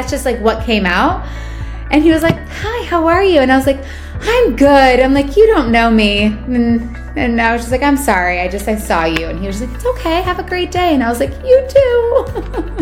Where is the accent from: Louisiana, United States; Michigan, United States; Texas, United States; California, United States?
Michigan, United States; Washington Township; accent: Michigan; also born or lived in Detroit, Michigan; now in Nashville, United States; I was born in Detroit, but I was raised in like Washington Township.